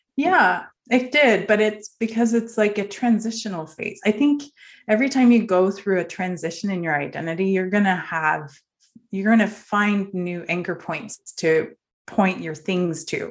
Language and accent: English; Norway; moved away; also born or lived in northern Norway; I grew up in Norway